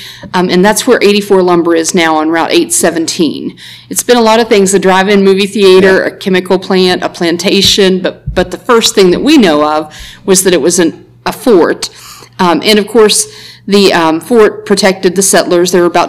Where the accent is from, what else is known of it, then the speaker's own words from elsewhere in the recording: St. Albans, West Virginia, United States; And I grew up in St. Albans, left it for a little while, but got back as quickly as I could. My family has actually lived within 2 miles of where I live right now for since the 1780s.